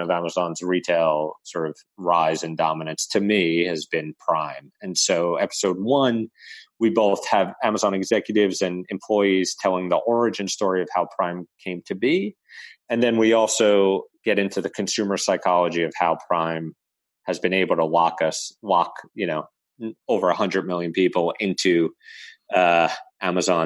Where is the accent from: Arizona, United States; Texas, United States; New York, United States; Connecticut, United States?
New York, United States; New York City; my hometown of Staten Island, New York